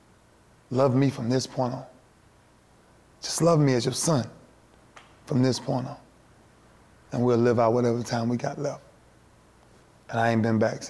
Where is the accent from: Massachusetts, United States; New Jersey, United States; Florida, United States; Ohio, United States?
Florida, United States; Lakeland; doing it for my city, for where I'm from Lakeland.